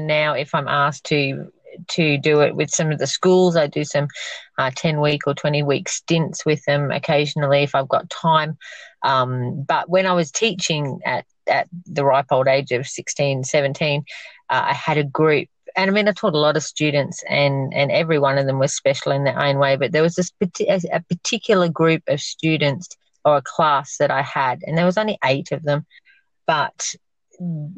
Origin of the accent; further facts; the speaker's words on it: Queensland, Australia; also born or lived in Victoria, Australia; I'm actually Victorian, not Queenslander, but I've grown up most of my life here, but I was born in Victoria.